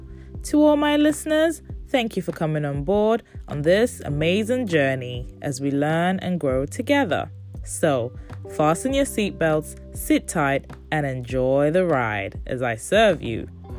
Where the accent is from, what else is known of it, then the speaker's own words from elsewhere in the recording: Nigeria; now in United Kingdom; We like to show off just because we're Nigerian, we're Yoruba. It's what we do.